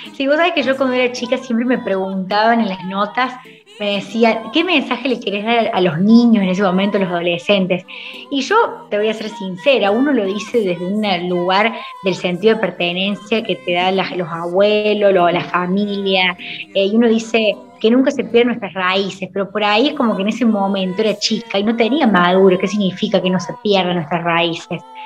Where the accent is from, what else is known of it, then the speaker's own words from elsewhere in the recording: Argentina; mi Argentina